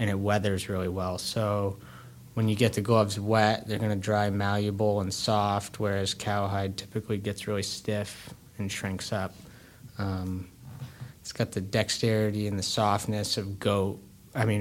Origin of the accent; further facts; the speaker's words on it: Brookfield, Vermont, United States; I grew up in Brookfield, Vermont, which is one town over from Randolph